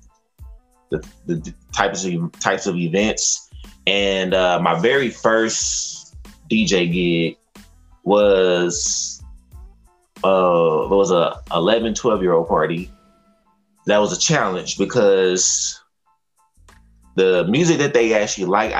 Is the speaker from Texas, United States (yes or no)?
yes; Fort Worth, Texas, United States; I am from Funky Town, Texas, Fort Worth